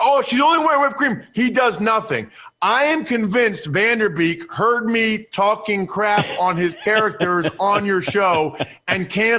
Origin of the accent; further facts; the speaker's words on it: Reading, Pennsylvania, United States; And I tell my buddies, and now remember, I'm from Reading, Pennsylvania.